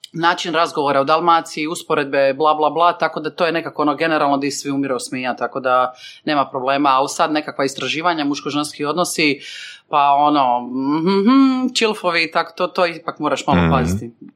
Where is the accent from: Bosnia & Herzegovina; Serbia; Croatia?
Croatia; Šibenik, Šibenik-Knin County; now in Zagreb, Croatia; Šibenik, mama iz Vrpalja